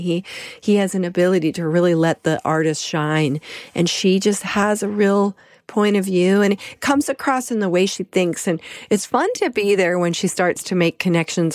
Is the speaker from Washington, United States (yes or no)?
no; Colorado, United States; moved away; also born or lived in New York; I'm from Colorado originally, then I lived in New York